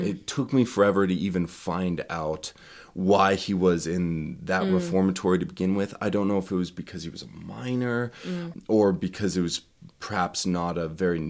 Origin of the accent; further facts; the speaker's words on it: Idaho, United States; East Idaho.